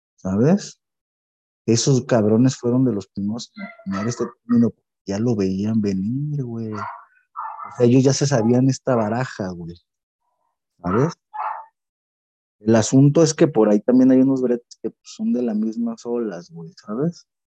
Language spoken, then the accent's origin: Spanish; Mexico; nosotros como mexicanos